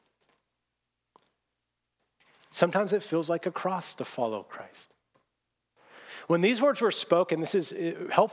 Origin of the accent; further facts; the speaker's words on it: Seattle, Washington, United States; moved away; I grew up in Seattle